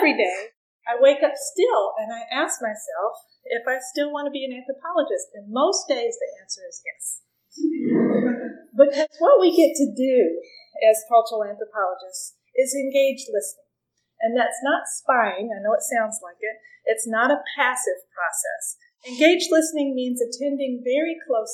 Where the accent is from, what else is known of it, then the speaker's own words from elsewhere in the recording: Appalachian Kentucky, United States; I grew up in Appalachian, Kentucky